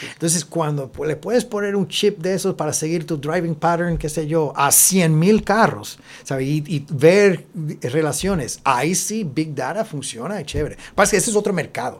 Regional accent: Texas, United States; moved away as an adult; also born or lived in Mexico / Austin, Texas; now in Puerto Rico; yo nací en México, pero me crié en Texas. Ah, y vine de Austin, directo a la universidad

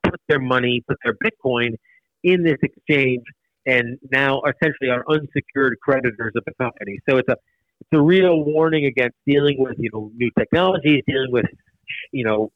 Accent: United States; I'm American, but I'm told maybe my great-great-grandparents were Hungarian

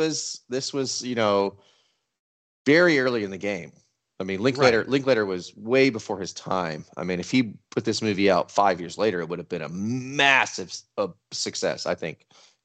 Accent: Texas, United States; Being a Texan of our age

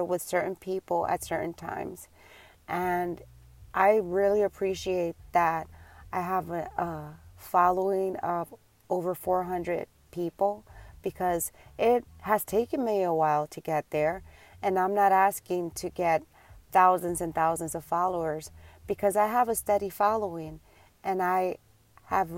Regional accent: Puerto Rico; also born or lived in New York; now in Tampa, United States; Tampa is not where I'm from. I was born and raised in New York, and then I was raised 14 years in Puerto Rico when my mom decided to move us to Puerto Rico

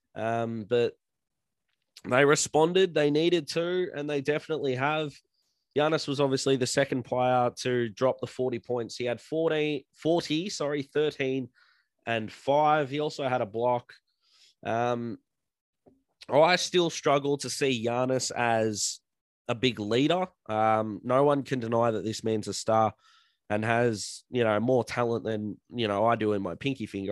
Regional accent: Australia; as an Aussie

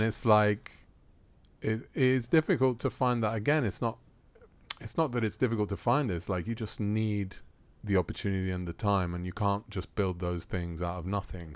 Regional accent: Rome, Lazio, Italy; moved away as an adult; also born or lived in London, United Kingdom; now in Athens, Greece; I was born in Rome. Grew up in Rome.

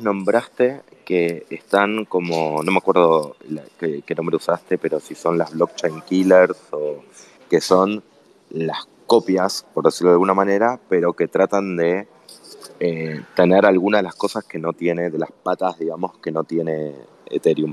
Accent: Argentina

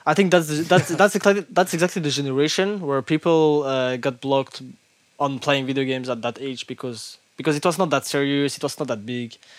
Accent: Brussels, Brussels-Capital Region, Belgium; English is a second language; I born in Brussels. Uh, I'm originally from Morocco. My family is from Morocco, but I have been living here all my life

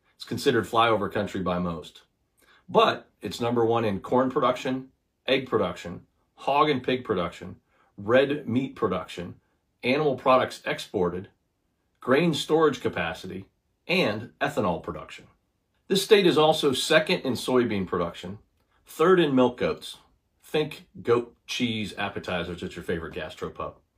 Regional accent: Iowa, United States; It's my home state of Iowa

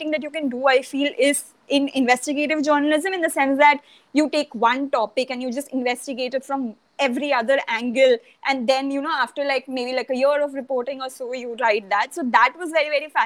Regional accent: Kolkata, West Bengal, India; moved away; I grew up in Calcutta and I lived there for like the first, you know, the formative years of your life

